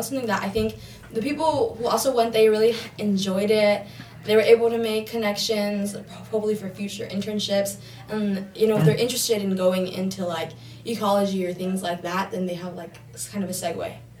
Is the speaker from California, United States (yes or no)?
yes; Downey, California, United States; No, it's kind of funny, though, because when I tell people that I'm from Downey, they're like, no way, you go to Downey?